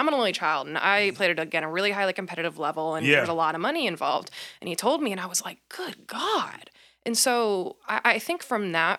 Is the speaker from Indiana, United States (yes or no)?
yes; Fishers, Indiana, United States; I grew up in Fishers, Indiana, which is a suburb of Indianapolis